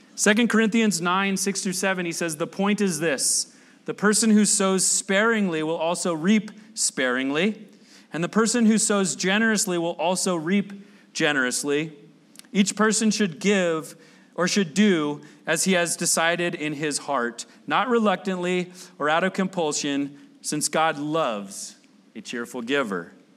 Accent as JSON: {"language": "English", "country": "United States", "said": "I'm from the South Bay"}